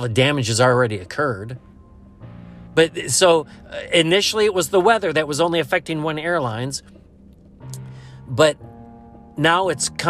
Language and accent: English; United States; as an American